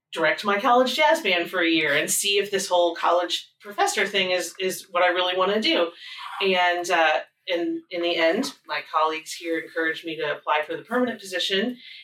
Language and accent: English; Indiana, United States; Southern Indiana. And where I grew up, everyone went to Indiana University or Purdue University.